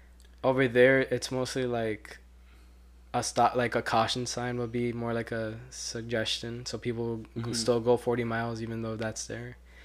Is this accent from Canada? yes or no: no; Colombia; I'm Colombian.